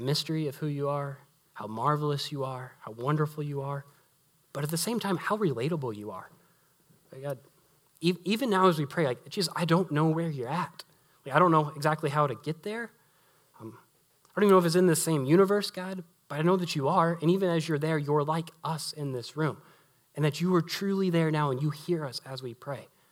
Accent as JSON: {"language": "English", "region": "Southern Illinois", "country": "United States", "moved": "yes", "said": "back where I'm from, to be here with, with y'all, like, to be in Southern Illinois"}